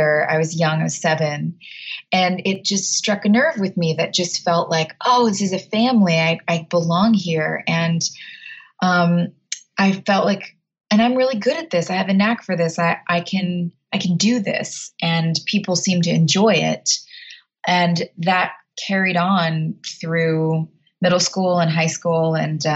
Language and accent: English; United States; also born or lived in Texas / New Jersey; I grew up in Texas and New Jersey